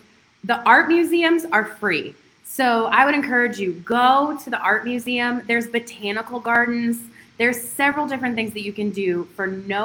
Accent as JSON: {"language": "English", "town": "Akron", "region": "Ohio", "country": "United States", "said": "I'm from Akron"}